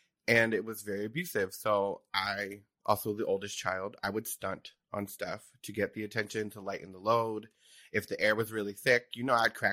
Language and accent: English; New Jersey, United States; I grew up in Jersey. I'm from South Jersey.